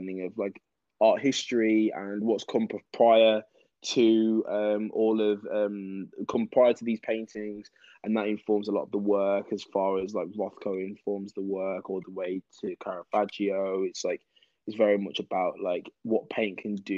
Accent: Wolverhampton, West Midlands, United Kingdom; moved away as an adult; now in London, United Kingdom; I'm originally from Wolverhampton, the Birmingham area.

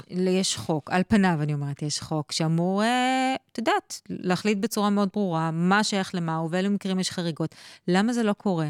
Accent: Israel; אצלנו בישראל

